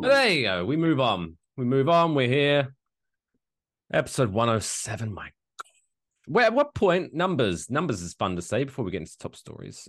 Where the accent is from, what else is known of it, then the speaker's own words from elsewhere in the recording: England, United Kingdom; now in Ridgefield, New Jersey, United States; I grew up in England where it's not a big thing